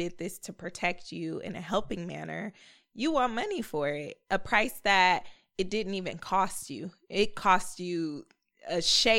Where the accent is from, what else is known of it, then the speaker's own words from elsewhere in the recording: Portland, Oregon, United States; accent: Portland; I'm from Portland.